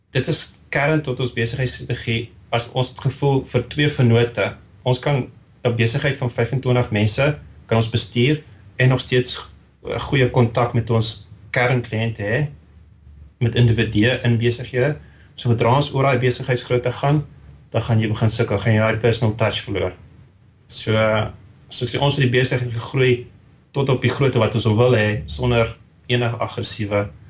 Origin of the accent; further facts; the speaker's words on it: Riebeeckstad, Free State, South Africa; moved away as an adult; now in St Albans, United Kingdom; Ek het eh, te groot geword in die Vrystaat in Riebeekstad